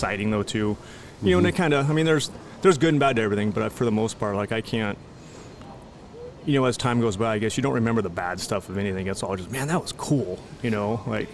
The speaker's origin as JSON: {"language": "English", "town": "Los Angeles", "region": "California", "country": "United States", "tie": "born or raised there", "also_born_or_lived": "Maui, Hawaii", "said": "I grew up in LA for the most part"}